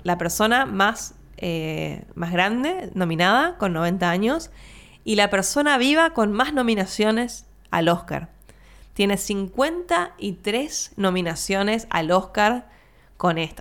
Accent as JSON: {"language": "Spanish", "country": "Argentina"}